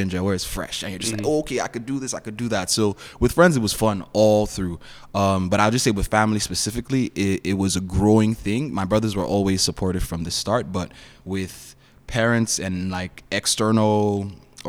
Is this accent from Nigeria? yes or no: yes; Nigeria; also born or lived in Toronto, Canada; now in Kitchener-Waterloo, Canada; I was born in Nigeria. I live in Canada now.